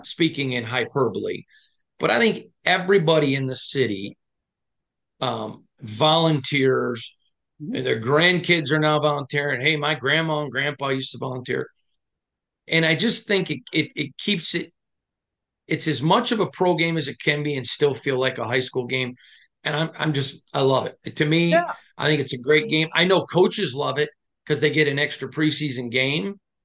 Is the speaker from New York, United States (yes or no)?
no; Michigan, United States; I'm from Michigan